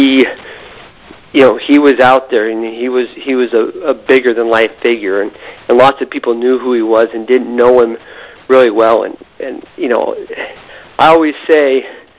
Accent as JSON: {"language": "English", "region": "Idaho", "country": "United States", "said": "I was from Idaho"}